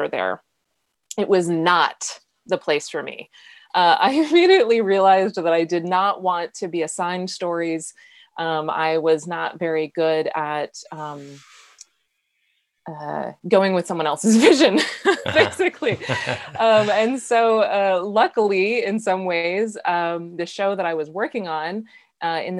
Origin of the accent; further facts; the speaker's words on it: United States; I'm American